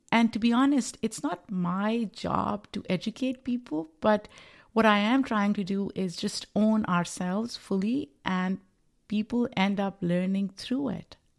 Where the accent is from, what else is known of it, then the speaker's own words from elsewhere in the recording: Pakistan; moved away as an adult; now in New York, United States; I am a Pakistani immigrant living in the United States, um, New York